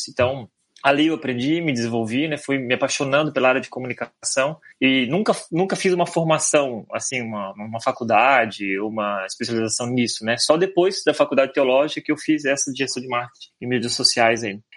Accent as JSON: {"language": "Portuguese", "town": "Florianópolis", "region": "Santa Catarina", "country": "Brazil", "said": "Então, meu sonho era plantar uma igreja em Florianópolis, que eu sou de Florianópolis, né? Eu é, nasci em Floripa."}